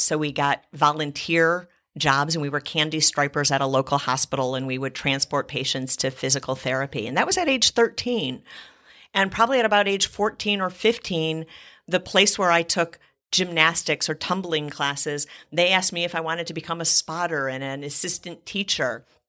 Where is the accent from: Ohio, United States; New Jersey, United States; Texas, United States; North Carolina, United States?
Ohio, United States; Cleveland; I grew up in Cleveland, Ohio